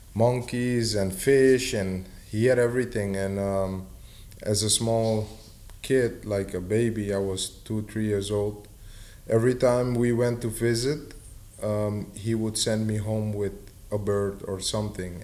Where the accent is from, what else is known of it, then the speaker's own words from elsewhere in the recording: Suriname; I'm from Suriname, South America